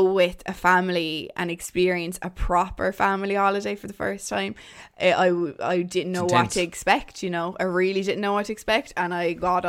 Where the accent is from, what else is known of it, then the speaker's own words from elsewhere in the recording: Waterford, Munster, Ireland; three women from Waterford, would you believe, where I'm actually from